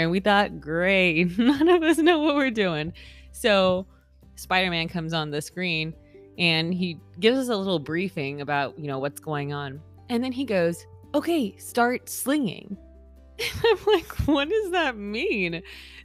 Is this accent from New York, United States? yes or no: no; California, United States; now in Florida, United States; I am originally from California, so I grew up maybe like 40-ish minutes away from Disneyland.